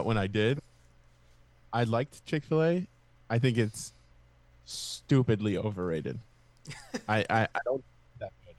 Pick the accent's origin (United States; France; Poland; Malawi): United States; Miami, Florida; moved away; My hometown, Miami.